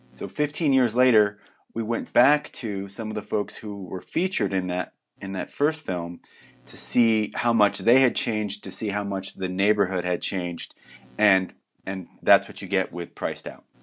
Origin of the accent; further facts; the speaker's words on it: New Jersey, United States; also born or lived in New York City; now in Portland, United States; I'm originally from New Jersey